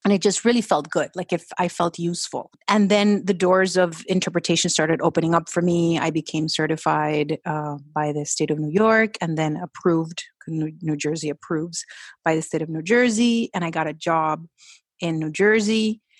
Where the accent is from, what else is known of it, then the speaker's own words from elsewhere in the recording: Colombia; English is a second language; moved away; also born or lived in Florida; we went back to Colombia